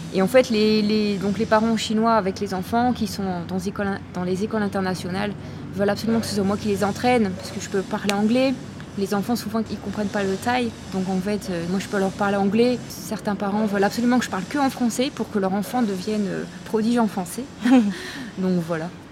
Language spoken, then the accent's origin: French; France; moved away as an adult; also born or lived in Lille, France; now in Chiang Mai, Thailand; je suis française, donc euh, j'habitais avant à Lille, dans le nord de la France.